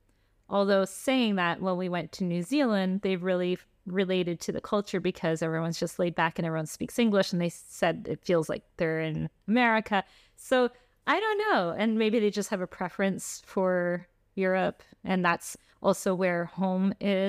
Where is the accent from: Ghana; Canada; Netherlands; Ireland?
Canada; also born or lived in Switzerland / Florida, United States; Yeah. So like, just to clarify, we're actually Canadian and Swiss.